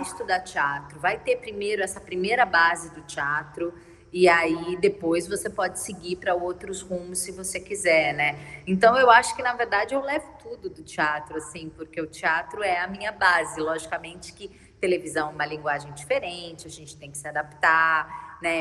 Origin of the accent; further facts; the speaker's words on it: São Paulo, Brazil; moved away as an adult; now in Rio de Janeiro, Brazil; eu sou de São Paulo